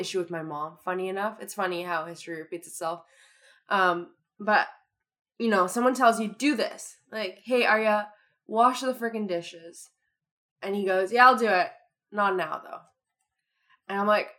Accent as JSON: {"language": "English", "town": "Toronto", "region": "Ontario", "country": "Canada", "accent": "Toronto", "said": "I'm just using my Toronto accent"}